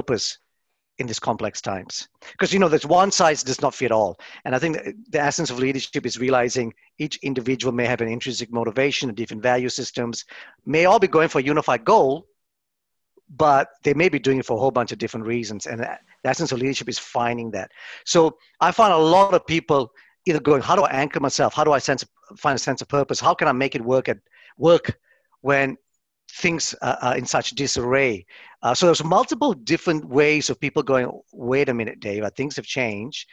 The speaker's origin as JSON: {"language": "English", "town": "Melbourne", "region": "Victoria", "country": "Australia", "moved": "as an adult", "lives_now": "Ireland", "said": "Melbourne, where I'm from"}